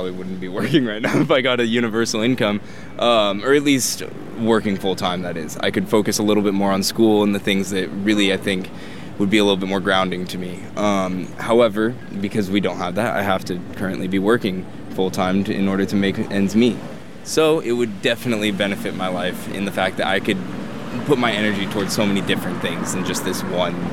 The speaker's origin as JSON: {"language": "English", "town": "Monterey Bay", "region": "California", "country": "United States", "said": "22 from Monterey Bay."}